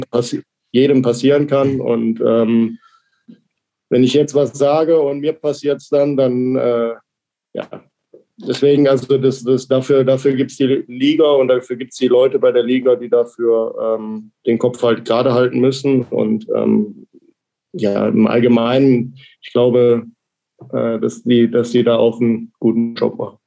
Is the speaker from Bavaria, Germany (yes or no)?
no; Krefeld, North Rhine-Westphalia, Germany; moved away as an adult; now in Ingolstadt, Germany; meine Heimat ist Krefeld